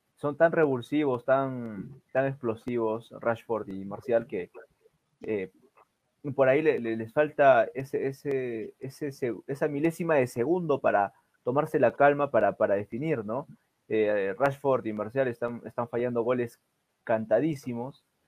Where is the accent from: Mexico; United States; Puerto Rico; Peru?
Peru